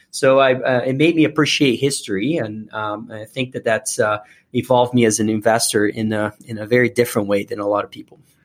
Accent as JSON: {"language": "English", "country": "Brazil", "tie": "born or raised there", "moved": "as an adult", "lives_now": "United States", "said": "I was born and raised in Brazil"}